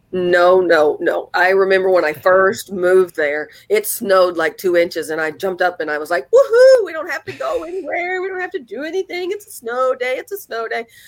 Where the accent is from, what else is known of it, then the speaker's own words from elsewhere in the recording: Mississippi, United States; now in Chicagoland, United States; my hometown of Mississippi